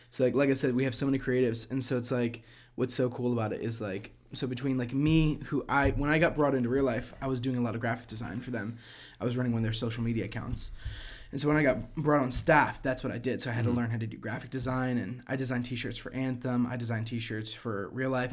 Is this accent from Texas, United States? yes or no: no; Prince George's County, Maryland, United States; moved away as an adult; also born or lived in Kentucky / Orlando, Florida; now in Clermont, United States; I grew up in a place called PG County, which is like 10 minutes right outside of D.C.